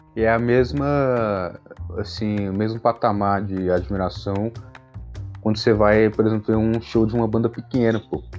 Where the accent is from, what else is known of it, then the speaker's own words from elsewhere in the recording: Brazil; me entender como brasileiro